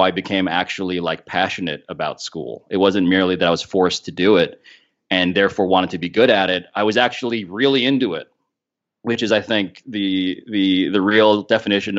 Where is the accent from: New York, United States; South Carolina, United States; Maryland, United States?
New York, United States; New York City; I'm from New York. Born and raised